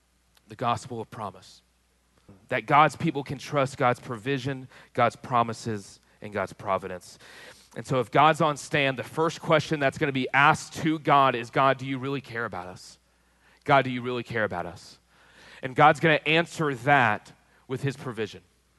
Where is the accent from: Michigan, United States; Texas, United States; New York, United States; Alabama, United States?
Texas, United States; I grew up in Texas, so that's got to mean something.